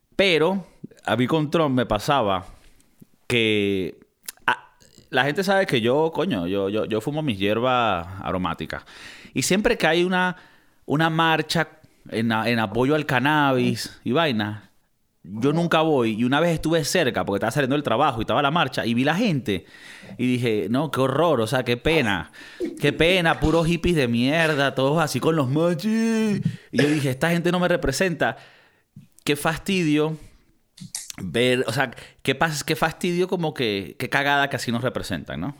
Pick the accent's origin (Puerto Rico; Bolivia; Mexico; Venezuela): Venezuela; moved away; Nosotros venimos de Venezuela